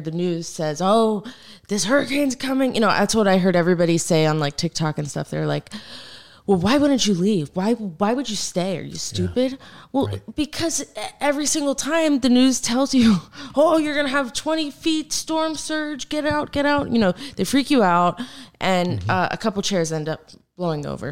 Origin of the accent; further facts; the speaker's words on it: Naples, Florida, United States; I'm born and raised in Naples, Florida. I'm like a proud Floridian